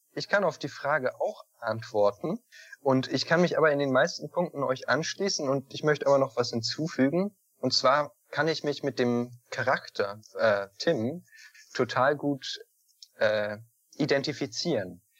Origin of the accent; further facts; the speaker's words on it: Northern Germany, Germany; Ich komme nämlich aus dem Norden.